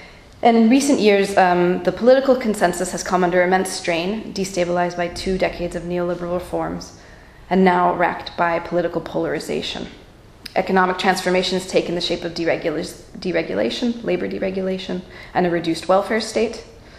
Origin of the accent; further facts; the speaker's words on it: United States; moved away as an adult; now in Berlin, Germany; I'm an American, but I've been living in Germany for the past 6 years, past 4 years in Berlin.